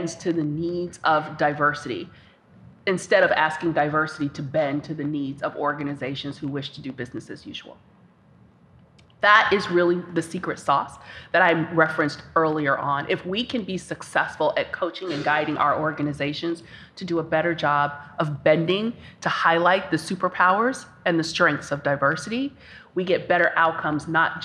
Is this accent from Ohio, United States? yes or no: yes; Cincinnati, Ohio, United States; based back home in my hometown of Cincinnati, Ohio